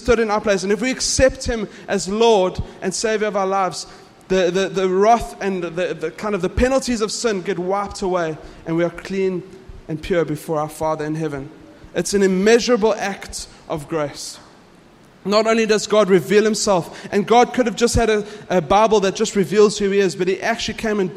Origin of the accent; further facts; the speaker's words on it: South Africa; I'm South African